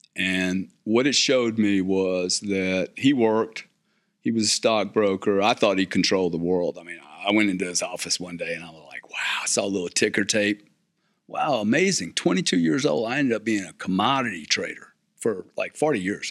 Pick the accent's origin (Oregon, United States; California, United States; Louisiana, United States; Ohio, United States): Louisiana, United States; South; I'm from South Louisiana